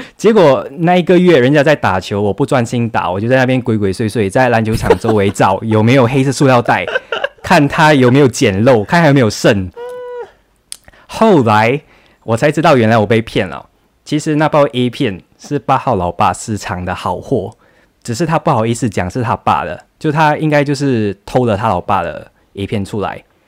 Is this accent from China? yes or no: no; Johor Bahru, Johor, Malaysia; also born or lived in a New Village (grandparents' home, age 9-13); 那时候我不是住在新山，我九岁到十三岁的时候是跟外公外婆一起住的